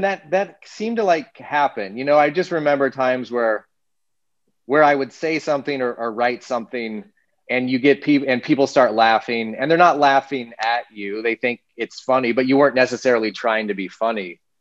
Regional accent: Littleton, Colorado, United States; also born or lived in Manhattan, Kansas; Grew up in Manhattan, Kansas, and then moved in third grade to Littleton, Colorado. So, grew up most of my growing up in Colorado.

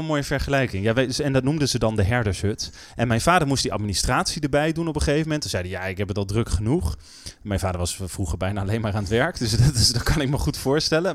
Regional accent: North Groningen, Netherlands; Ik ben opgegroeid in Noord-Groningen.

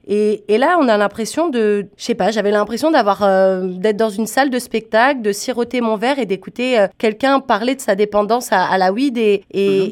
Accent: France; tu dois sûrement l'entendre à mon accent. Moi, je viens pas du Canada. Moi, je viens de mhm. France.

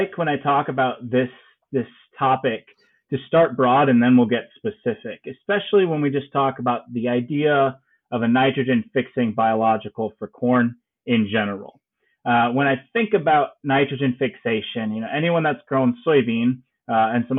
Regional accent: Byron, Illinois, United States; also born or lived in Champaign-Urbana, Illinois; I am an Illinois native, so I grew up in Byron, Illinois, up there in north in Ogle County.

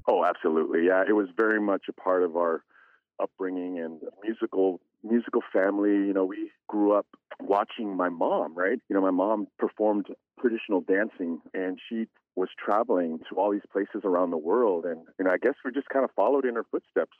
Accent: Bethel, Alaska, United States; Bethel, my hometown

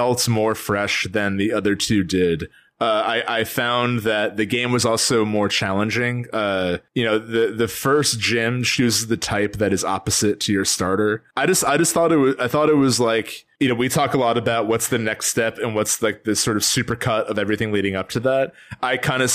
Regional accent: New Jersey, United States; we're from Jersey

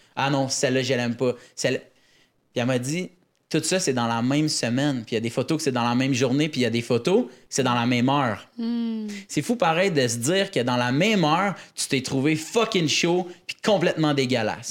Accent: Laval, Quebec, Canada; on vient de Laval, c'est à côté

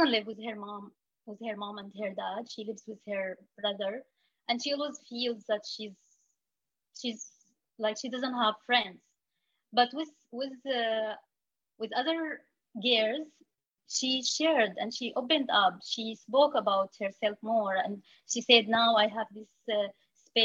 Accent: Syria; now in Lebanon; we used to be afraid telling people like I am from Syria.

